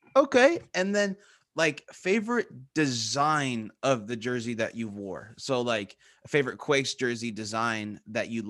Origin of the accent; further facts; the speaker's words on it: California, United States; now in Japan; I'm not just American, I'm from California